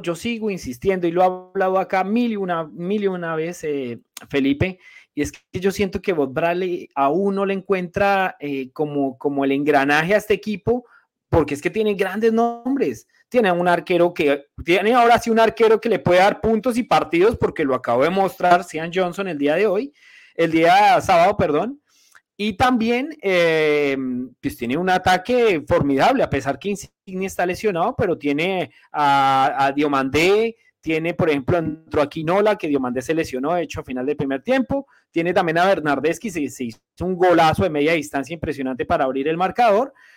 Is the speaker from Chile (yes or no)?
no; Colombia; now in Montreal, Canada; colombiano igual que yo